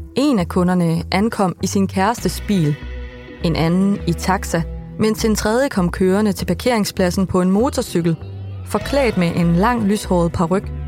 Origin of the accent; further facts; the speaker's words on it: Vildbjerg, Central Denmark Region, Denmark; i Vildbjerg, hvor jeg er fra.